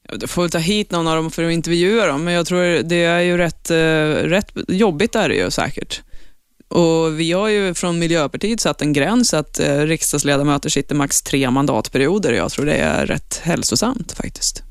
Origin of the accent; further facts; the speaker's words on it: Eskilstuna, Södermanland, Sweden; jag är ju uppvuxen i Eskilstuna